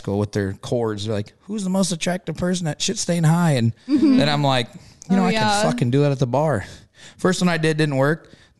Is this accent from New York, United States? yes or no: no; Missouri, United States; I'm from Missouri.